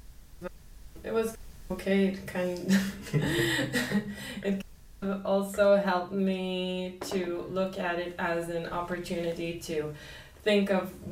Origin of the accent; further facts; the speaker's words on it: Israel; moved away as an adult; I grew up in Israel my whole life.